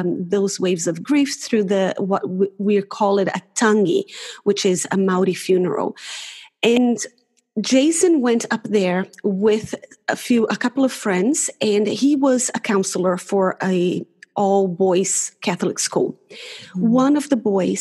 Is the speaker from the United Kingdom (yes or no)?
no; Brazil; moved away as an adult; now in Auckland, New Zealand; I'm originally from Brazil